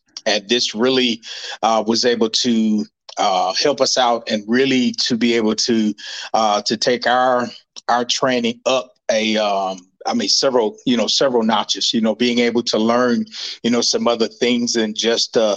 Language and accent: English; Gary, Indiana, United States; moved away as an adult; now in Fort Benning, United States; I hail from Gary, Indiana